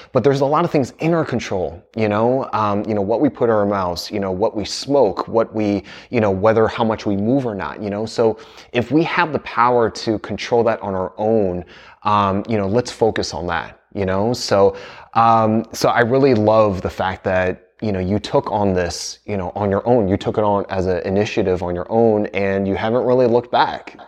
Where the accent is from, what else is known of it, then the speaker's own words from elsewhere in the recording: United States; I grew up in the States